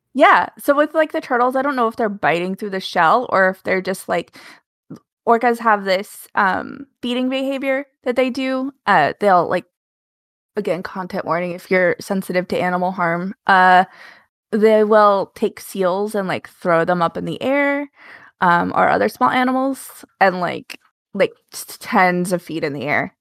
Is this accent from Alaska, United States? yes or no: yes; Alaska, United States; I grew up in Alaska